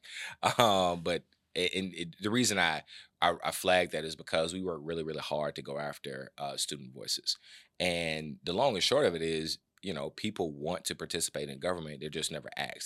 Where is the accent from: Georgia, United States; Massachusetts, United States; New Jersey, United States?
Georgia, United States; Atlanta; I'm born and raised in the West End, uh, Oakland City to be exact.